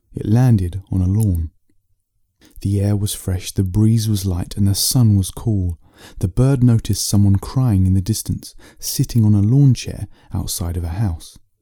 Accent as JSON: {"language": "English", "region": "England", "country": "United Kingdom", "said": "I'm an author from England."}